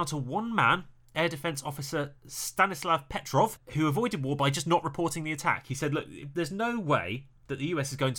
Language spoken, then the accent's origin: English; Maryland, United States; I'm from Maryland. My gosh, everything here is so small and old.